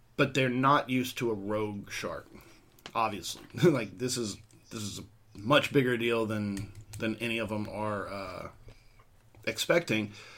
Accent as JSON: {"language": "English", "town": "Portland", "region": "Texas", "country": "United States", "tie": "born or raised there", "also_born_or_lived": "Houston, Texas", "said": "when I was about six and a half, seven years old, we moved from Houston, which is nowhere near the water, to Portland, which is on the water"}